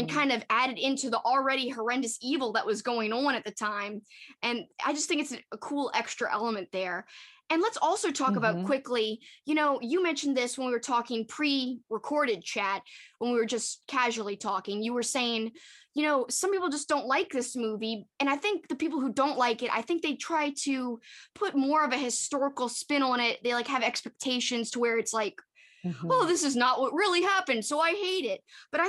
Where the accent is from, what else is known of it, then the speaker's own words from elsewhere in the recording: New Orleans, Louisiana, United States; because we're from New Orleans. We're from Louisiana.